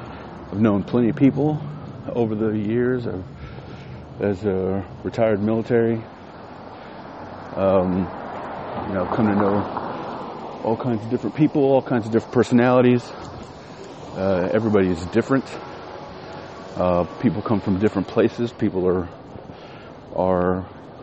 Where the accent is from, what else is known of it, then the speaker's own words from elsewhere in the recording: West Texas, United States; moved away; I'm from West Texas.